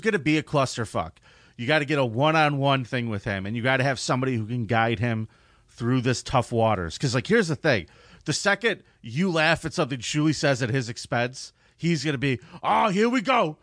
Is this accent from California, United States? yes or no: yes; San Diego, California, United States; my hometown, the town that is responsible for my good looks and carefree attitude, San Diego, California.